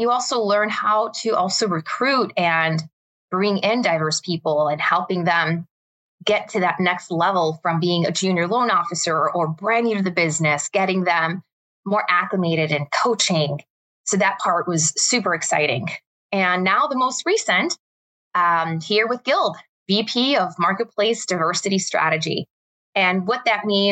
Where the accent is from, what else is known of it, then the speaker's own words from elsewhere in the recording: Chicago, Illinois, United States; I am originally from Chicago, born and raised